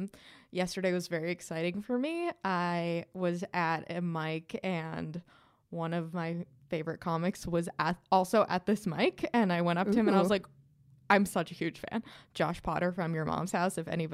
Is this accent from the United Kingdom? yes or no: no; Perth, Western Australia, Australia; accent: Australian; From Perth. I'm a cabbage farmer from Perth. It's my Australian accent.